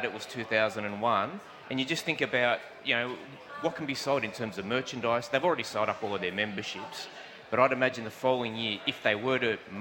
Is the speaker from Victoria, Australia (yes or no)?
no; Merrylands, New South Wales, Australia; I grew up in Merrylands.